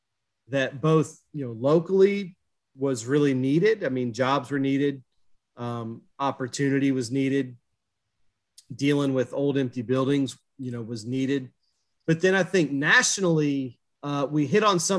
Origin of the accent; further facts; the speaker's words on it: near Marshall, West Virginia, United States; I grew up near Marshall football